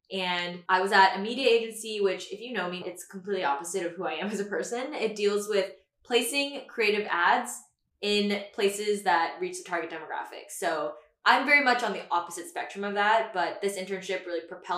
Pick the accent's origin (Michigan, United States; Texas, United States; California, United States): Texas, United States; Houston; moved away as an adult; also born or lived in Austin, Texas; now in New York, United States; So I'm from Houston, Texas, born and raised, and I attended the University of Texas at Austin, hook 'em horns.